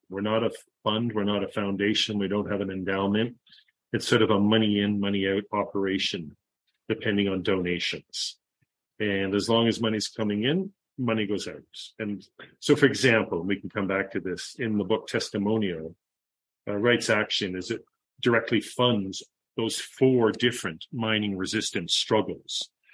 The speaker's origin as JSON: {"language": "English", "town": "Toronto", "region": "Ontario", "country": "Canada", "tie": "born or raised there", "also_born_or_lived": "Central America", "moved": "as an adult", "said": "I'm from Toronto, born and raised in Toronto"}